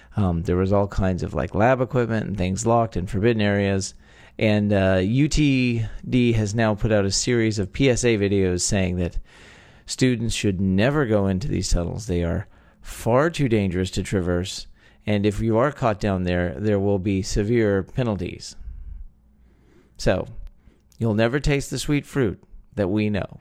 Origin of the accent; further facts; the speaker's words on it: Texas, United States; born and raised in the Lone Star State